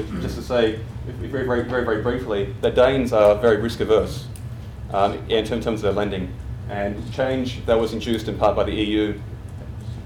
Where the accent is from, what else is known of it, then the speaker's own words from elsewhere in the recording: Australia; accent: Australian; as you can hear from my accent, I'm Australian